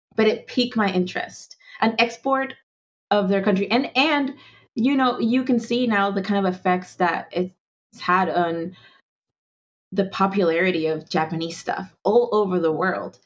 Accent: Venezuela; also born or lived in Andes; now in United States; I grew up in Venezuela, so it's like I took a lot of things for granted

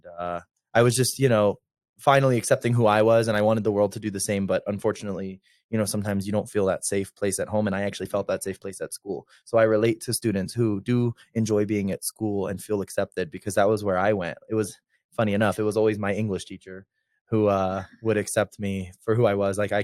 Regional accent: Myrtle Beach, South Carolina, United States; moved away as an adult; also born or lived in Charleston, South Carolina; now in Denver, United States; I'm from Myrtle Beach, South Carolina

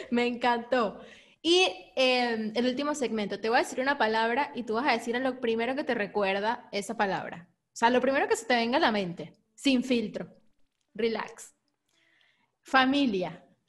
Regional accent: Lechería, Anzoátegui, Venezuela; also born or lived in Caracas; nací en Caracas, pero mi infancia, como mi colegio, la, la pasé en lechería.

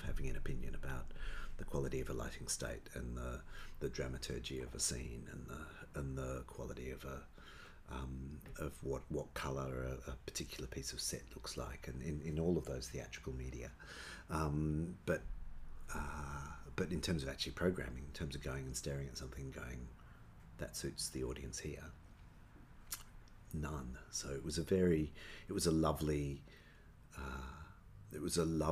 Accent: Perth, Western Australia, Australia; moved away as an adult; also born or lived in Melbourne; I grew up here.

